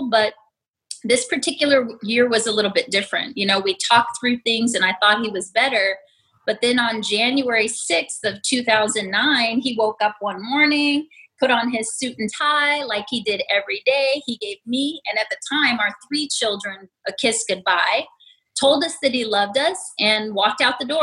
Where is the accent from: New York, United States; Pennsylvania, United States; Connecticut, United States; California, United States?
New York, United States; New York City; also born or lived in Las Vegas, Nevada; I was born in Las Vegas, raised in New York City.